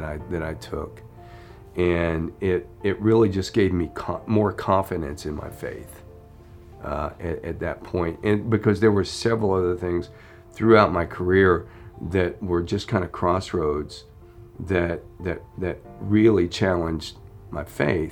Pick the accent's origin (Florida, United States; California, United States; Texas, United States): Florida, United States; I grew up in Florida, and you know, just like every most of the Floridian kids, I surfed and I skied